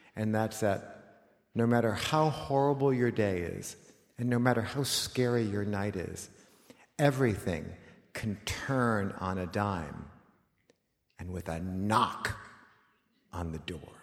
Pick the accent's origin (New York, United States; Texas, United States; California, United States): California, United States; Los Angeles; when you were a kid like me in nineteen seventy, growing up in Los Angeles